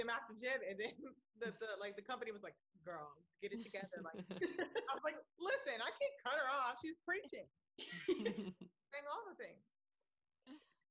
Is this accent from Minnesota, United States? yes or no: no; Raleigh, North Carolina, United States; I grew up in Raleigh, North Carolina